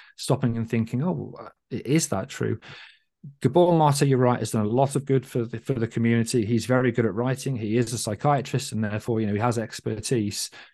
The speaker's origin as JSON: {"language": "English", "country": "United Kingdom", "said": "as a British person"}